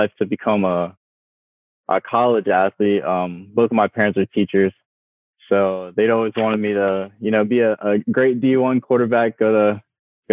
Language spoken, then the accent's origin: English; York, Pennsylvania, United States; I'm from York, Pennsylvania